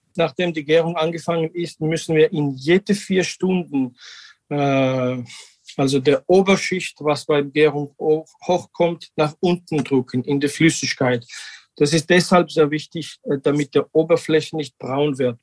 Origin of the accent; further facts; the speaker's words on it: Georgia; German is a second language; wir machen seit 2017 äh, Naturwein mit dem alten georgischen Tradition in Quevri. Seit meinem Kindheit, seitdem ich äh, acht Jahre bin, bin ich in Weinbergen aufgewachsen